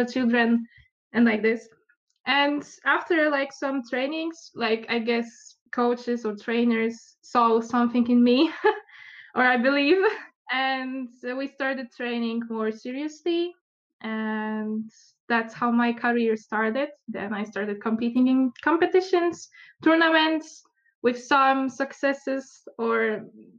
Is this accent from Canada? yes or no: no; Poland; also born or lived in Łódź, Poland / Turku, Finland; I'm from Poland. I live in Łódź